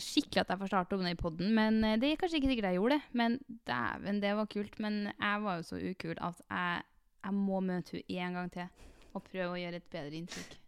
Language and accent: Norwegian; Trondheim, Trøndelag, Norway; moved away as an adult; also born or lived in Oslo; jeg flytter til Trondheim nå, skjønner du, for jeg er fra Trondheim